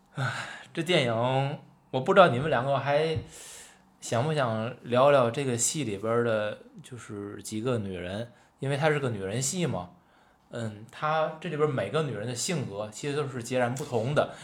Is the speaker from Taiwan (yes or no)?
no; Tianjin, China; accent: Tianjin dialect; 咱私下聊天儿，嗯。咱可能是说天津话